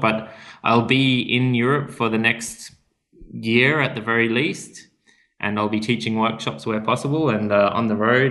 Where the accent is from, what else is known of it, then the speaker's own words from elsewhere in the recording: Australia; moved away as an adult; I come from Australia. The sun's out most of the time there